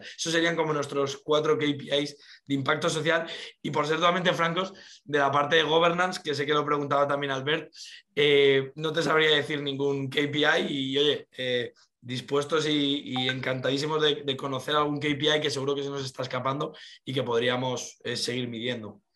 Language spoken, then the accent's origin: Spanish; Las Rozas de Madrid, Community of Madrid, Spain; Nosotros somos de Las Rozas de Madrid